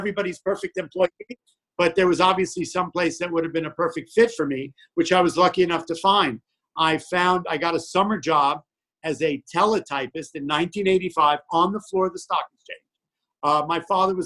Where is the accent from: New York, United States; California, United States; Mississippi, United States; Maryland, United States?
New York, United States; I grew up in New York